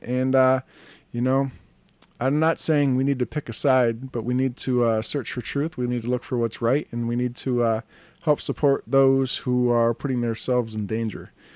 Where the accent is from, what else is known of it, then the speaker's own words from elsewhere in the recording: United States; this beautiful country of ours